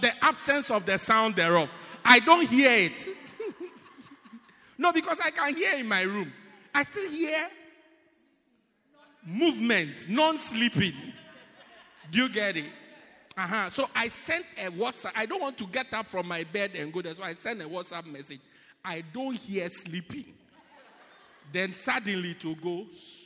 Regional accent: Ghana; now in South Africa; I'm from Ghana

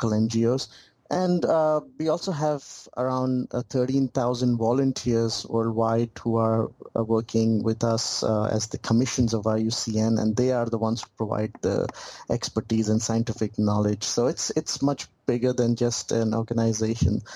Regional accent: Pakistan; moved away as an adult; I'm from Pakistan

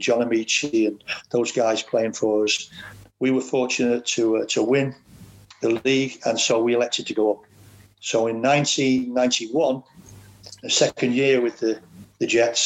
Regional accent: Ellesmere Port, North West England, United Kingdom; coach in my hometown, which is where I lived anyway

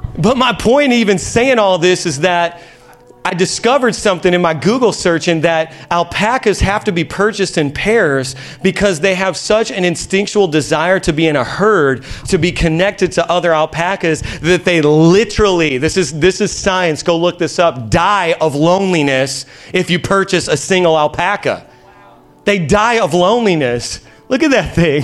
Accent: Indiana, United States; moved away as an adult; now in Long Island, United States; I'm from Indiana, y'all. We starve out there because all we have is corn.

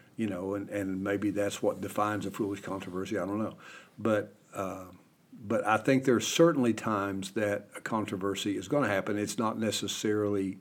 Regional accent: Kentucky, United States; my home state of Kentucky

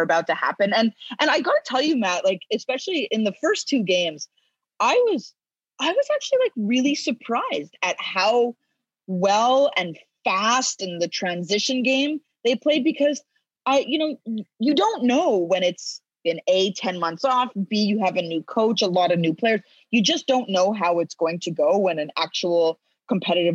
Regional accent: Canada; being Canadian and all that. And I'm very proud of my Canadian roots

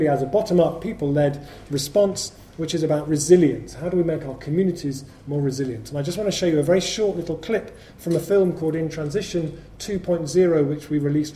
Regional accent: Bristol, South West England, United Kingdom; Well, Bristol's my hometown, really. I lived here from the age of 13, and when I was growing up here

